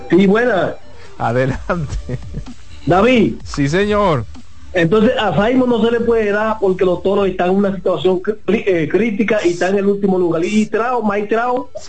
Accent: Santiago, Dominican Republic; yo soy de Santiago y, yo soy aguilucho

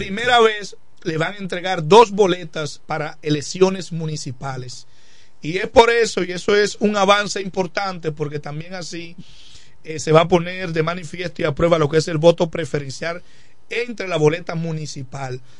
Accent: La Romana, Dominican Republic; Siempre me he estado aquí en el municipio de La Romana

